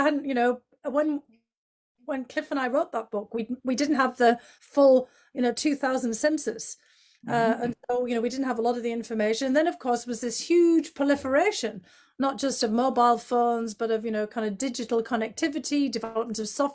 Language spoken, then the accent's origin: English; County Durham, North East England, United Kingdom; now in United States; My home area of County Durham